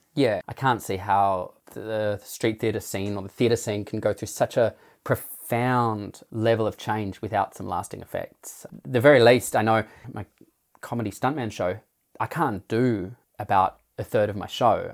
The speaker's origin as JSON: {"language": "English", "area": "Blue Mountains near Sydney", "region": "New South Wales", "country": "Australia", "also_born_or_lived": "Darwin", "moved": "yes", "said": "I was from the Blue Mountains near Sydney"}